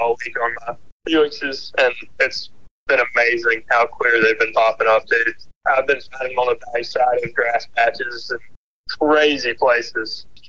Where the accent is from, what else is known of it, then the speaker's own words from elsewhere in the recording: Dothan, Alabama, United States; I'm from Dothan, Alabama.